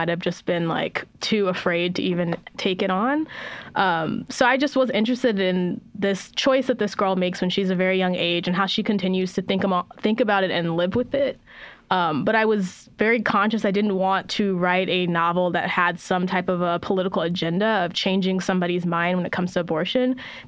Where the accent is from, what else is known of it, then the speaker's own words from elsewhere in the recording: Oceanside, California, United States; also born or lived in Bay Area; this is kind of a weird place that I grew up